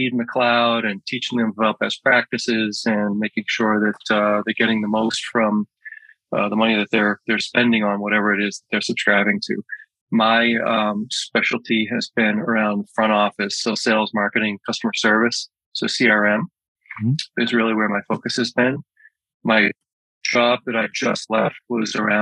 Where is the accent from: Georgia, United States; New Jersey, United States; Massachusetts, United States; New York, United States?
Massachusetts, United States; Malden; moved away as an adult; now in Windham, United States; I grew up in Massachusetts. I grew up in a town called Malden, Malden, Mass